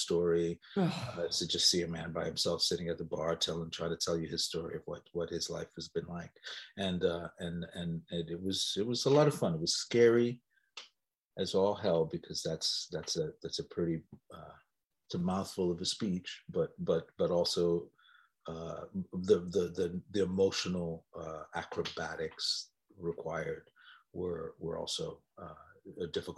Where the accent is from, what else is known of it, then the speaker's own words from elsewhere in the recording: New York City, New York, United States; I grew up in Greenwich Village.